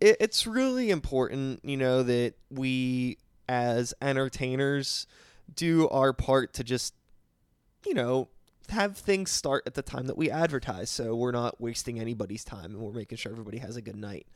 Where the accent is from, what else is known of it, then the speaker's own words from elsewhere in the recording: Pittsburgh, Pennsylvania, United States; Born and raised in Pittsburgh